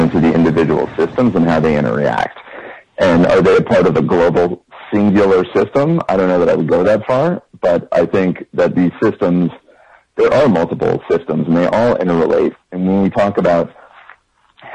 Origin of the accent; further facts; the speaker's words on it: Atlanta, Georgia, United States; I grew up in Atlanta, Georgia.